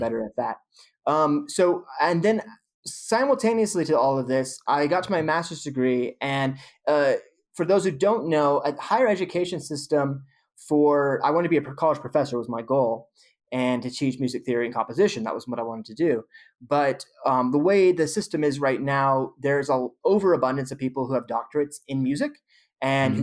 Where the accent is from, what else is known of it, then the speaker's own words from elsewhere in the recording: Modesto, California, United States; moved away; I grew up in the Central Valley in Modesto, California